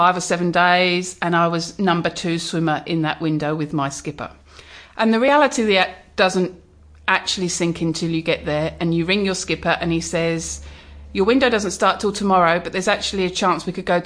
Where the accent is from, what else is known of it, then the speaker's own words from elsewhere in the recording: England, United Kingdom; always teased me that that was the thing I had to do because I'm from England